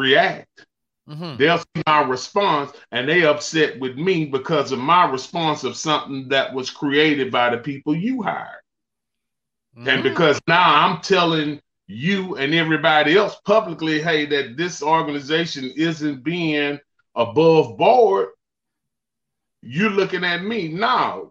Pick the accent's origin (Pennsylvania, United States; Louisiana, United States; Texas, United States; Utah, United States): Texas, United States; Beaumont; born or raised there